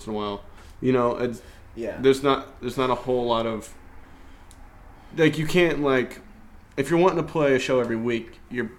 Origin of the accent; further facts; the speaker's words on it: Indianapolis, Indiana, United States; now in Evansville, United States; I'm not from Evansville, so I don't feel like I have a whole lot of room to talk, but... coming from Indy, the Indy area, it definitely seems like there's good music here